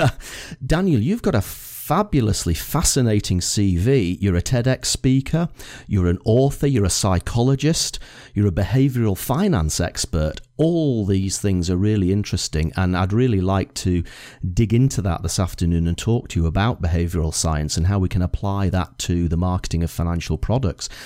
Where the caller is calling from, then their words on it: Edinburgh, Scotland, United Kingdom; I'm calling you from Edinburgh